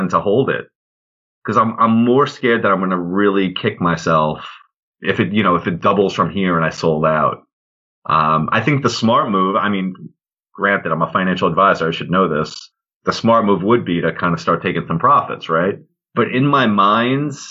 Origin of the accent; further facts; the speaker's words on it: Long Island, New York, United States; also born or lived in Potsdam, New York; I grew up in Long Island, New York.